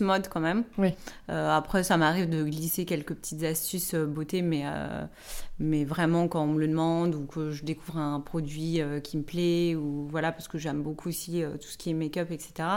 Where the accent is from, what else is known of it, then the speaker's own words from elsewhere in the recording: Nancy, Grand Est, France; moved away as an adult; also born or lived in Lebanon; now in Paris, France; je suis originaire de Nancy. Euh, j'ai, habité huit ans au Liban et là, je suis de retour en France depuis, depuis 3 mois.